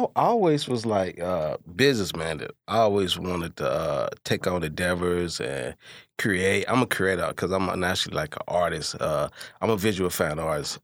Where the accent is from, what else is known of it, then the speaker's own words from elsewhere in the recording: Hopkins Park, Illinois, United States; I'm from Hawkins Park